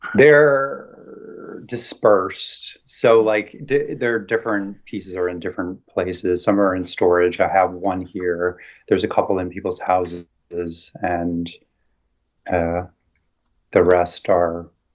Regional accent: Central New Jersey, United States; now in Brooklyn, United States; I grew up in Jersey, in like Central Jersey

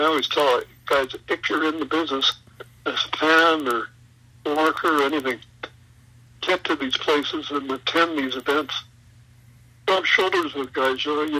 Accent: Western Canada, Canada; I'm from Western Canada, man. We have no water around here. It's all of this prairie and stuff.

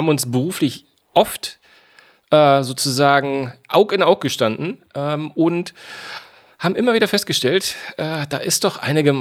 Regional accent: Hamburg, Germany; eigentlich bin ich ein gebürtiger Hamburger

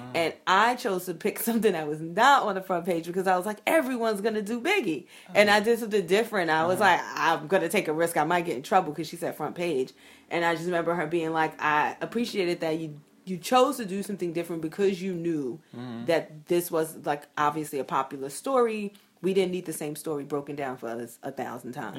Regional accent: New York City, New York, United States; I grew up in Brooklyn, in Bed Stuy

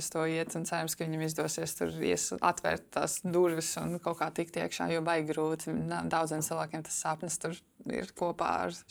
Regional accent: Latvia; man šeit arī tā iegāja smadzenēs, kā bērnam augot, ka jā, tas ir kaut kas īpašs, ka mēs esam latvieši.

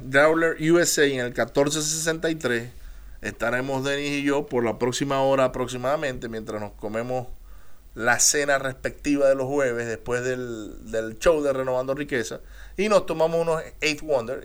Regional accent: Maracaibo, Zulia, Venezuela; accent: maracucho; moved away; also born or lived in United States; Yo soy americano de nacimiento, soy venezolano de crecimiento y de corazón y si me lo notan el acento, pueden decir que soy maracucho

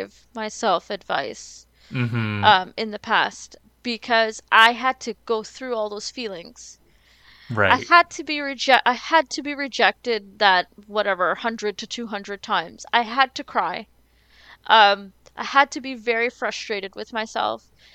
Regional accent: Trinidad & Tobago; it feels like I'm Trinidadian

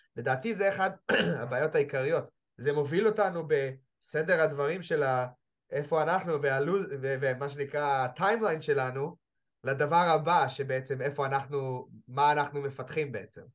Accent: Jerusalem, Jerusalem District, Israel; אני ירושלמי

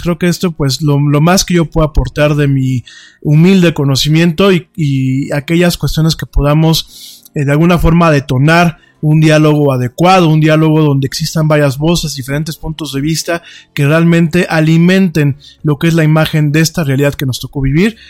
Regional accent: Mexico; also born or lived in Spain; yo como mexicano

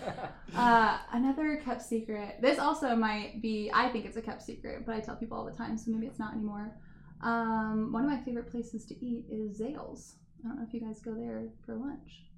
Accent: Warsaw, Indiana, United States; also born or lived in Germany; I am from Warsaw, Indiana. Um, I grew up in the Dells, actually, which is just right by the airport. Born and raised.

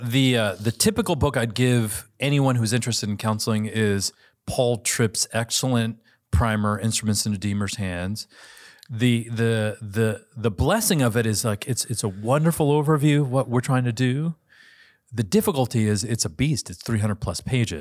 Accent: United States; I'm Asian American

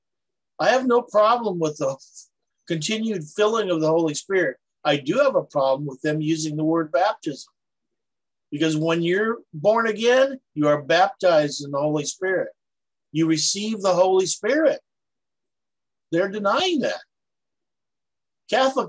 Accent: Palau; where I grew up out in Palau

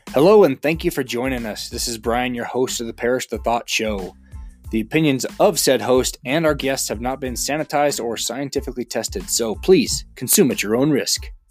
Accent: Northern California, United States; I grew up in Northern California

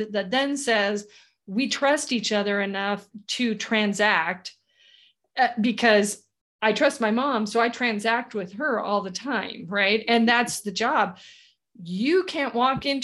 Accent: California, United States; now in Idaho, United States; I'm a Californian, although the Idahoans that I live with right now would totally object.

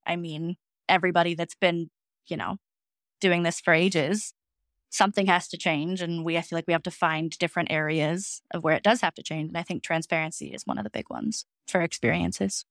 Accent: right outside of downtown Denver, Colorado, United States; now in Fort Collins, United States; I grew up in Colorado, right outside of downtown Denver.

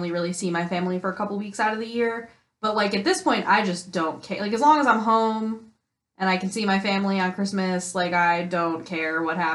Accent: East Coast, United States; but I'm uh, from I'm from the East Coast.

